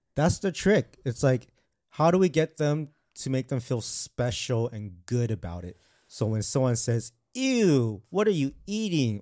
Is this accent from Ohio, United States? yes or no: no; Glendale to Arcadia, California, United States; when I grew up, I was in a more of a white dominant, uh, elementary school. And so when I moved from Glendale to Arcadia